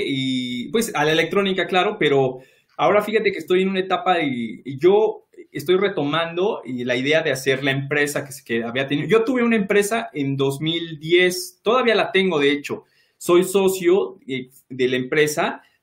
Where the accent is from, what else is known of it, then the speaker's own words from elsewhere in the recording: Mexico City, Mexico; yo soy de Iztapalapa